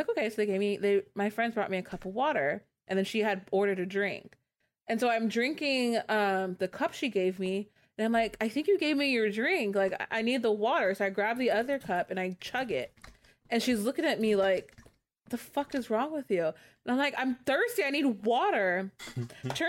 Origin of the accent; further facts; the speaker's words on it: California, United States; I'm from California.